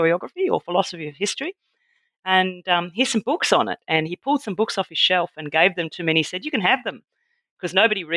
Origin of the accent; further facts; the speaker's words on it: Tasmania, Australia; also born or lived in Victoria; now in Adelaide, Australia; I was born in Victoria but raised in Tasmania